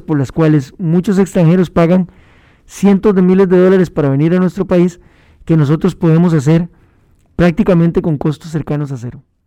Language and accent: Spanish; Costa Rica; como costarricenses